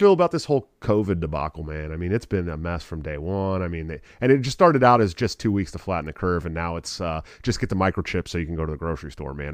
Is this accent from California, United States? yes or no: yes; Oakland, California, United States; I'm from the Oakland area